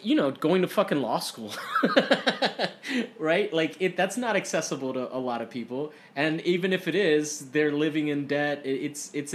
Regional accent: Florida, United States; now in California, United States; I am from Florida

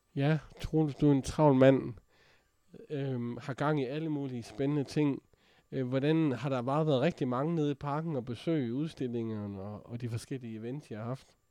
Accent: Jutland, Denmark; accent: Jutlandic; jeg er jo fra Jylland

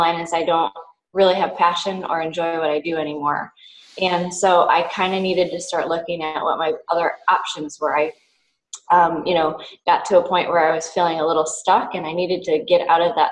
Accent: Western New York, United States; also born or lived in East Coast; now in Hawaii, United States; I come from Western New York, but have kind of moved around the East Coast for school and other purposes and landed myself in Hawaii

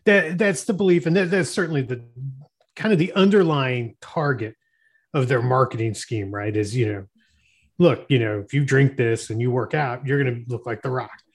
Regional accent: Florida, United States; I grew up in Florida

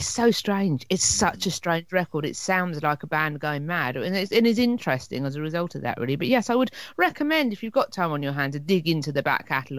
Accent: Hastings, South East England, United Kingdom; working for Marks and Spencer's in my hometown of Hastings, in the shopping centre here

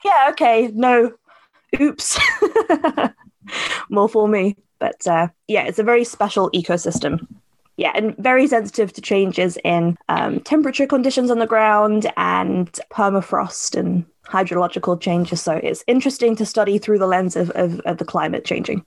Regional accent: Cambridgeshire, East of England, United Kingdom; moved away as an adult; now in Edinburgh, United Kingdom; I grew up in Cambridgeshire

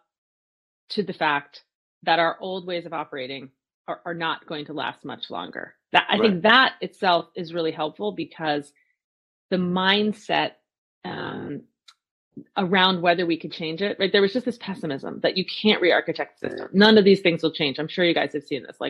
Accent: New Jersey, United States; I grew up in New Jersey.

